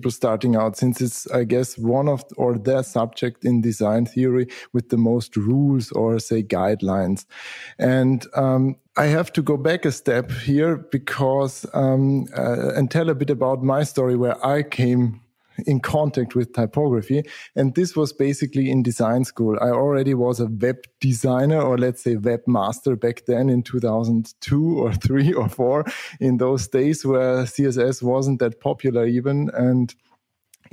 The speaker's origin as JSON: {"language": "English", "country": "Austria", "said": "I'm from Austria, south of Germany, small country there."}